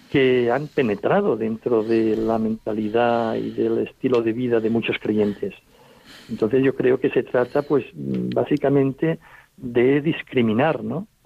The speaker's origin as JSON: {"language": "Spanish", "town": "Olot", "region": "Catalonia", "country": "Spain", "tie": "born or raised there", "said": "Bueno, yo nací eh, en Olot, en el lugar donde vivo, eh, sigo viviendo actualmente, que es una población que está situada en el interior de un parque natural."}